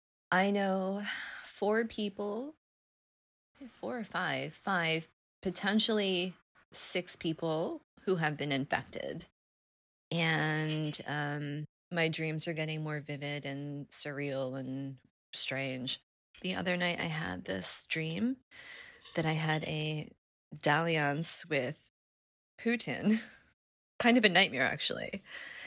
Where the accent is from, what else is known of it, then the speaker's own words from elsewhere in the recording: United States; now in New York City, United States; because I'm American